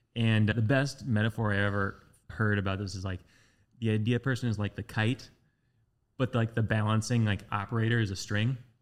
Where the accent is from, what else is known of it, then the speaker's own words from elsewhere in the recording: West Lafayette, Indiana, United States; when I was growing up in West Lafayette